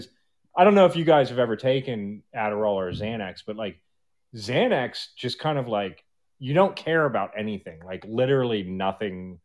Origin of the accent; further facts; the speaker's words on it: Baltimore, Maryland, United States; grew up in Baltimore, huge drug problem